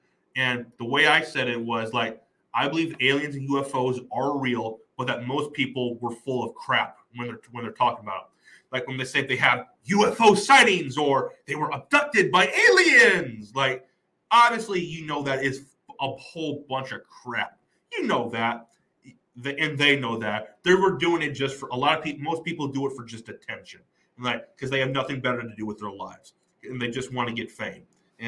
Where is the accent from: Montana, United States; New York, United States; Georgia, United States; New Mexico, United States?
New Mexico, United States; I'm from New Mexico.